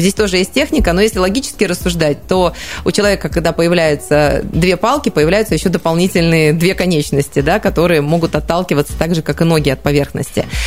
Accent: Siberia, Russia; also born or lived in Krasnoyarsk; мы, естественно, сибиряки

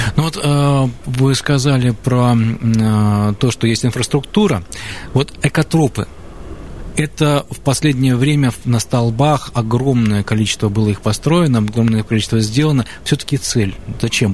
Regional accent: Krasnoyarsk, Krasnoyarsk Krai, Russia; я как красноярец

